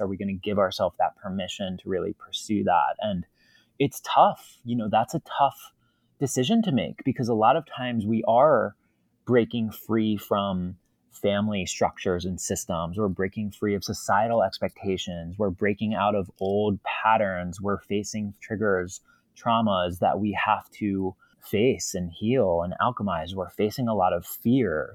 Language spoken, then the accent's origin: English; East Coast, United States; I am from the East Coast, born and raised